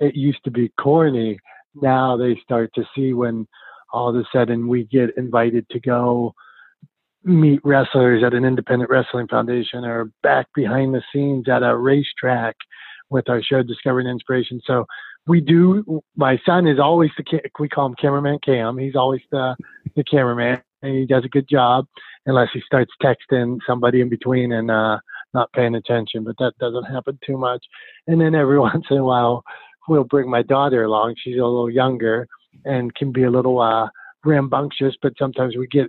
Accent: Pittsburgh, Pennsylvania, United States; I'm a guy from Pittsburgh who grew up getting beat up

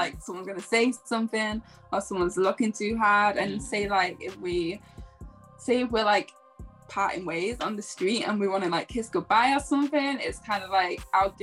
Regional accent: Manchester, North West England, United Kingdom; I'm 25, and I'm from Manchester, UK.

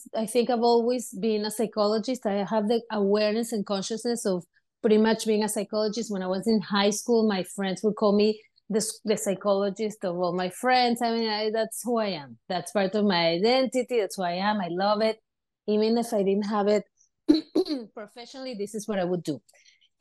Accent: Venezuela; now in United States; I grew up in Venezuela and I grew up in a community of a lot of immigrants

